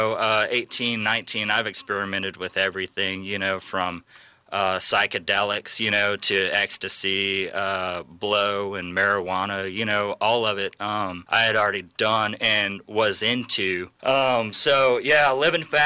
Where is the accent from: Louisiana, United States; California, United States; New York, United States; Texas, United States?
Louisiana, United States; Sulphur; I grew up in Southwest Louisiana, a small town called Sulphur